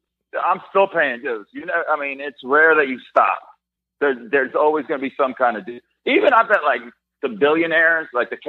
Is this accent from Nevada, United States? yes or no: yes; Las Vegas, Nevada, United States; my hometown gig in Vegas.